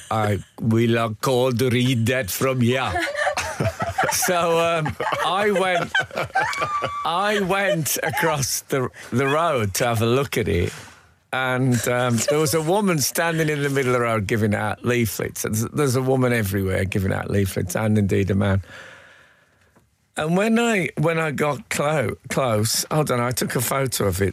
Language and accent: English; England, United Kingdom; I'm English